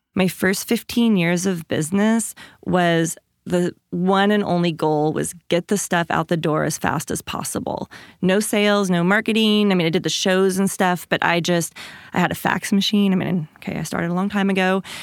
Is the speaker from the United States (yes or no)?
yes; Washington, United States; I grew up in Washington State, in a small town, like five hundred people, fishermen and loggers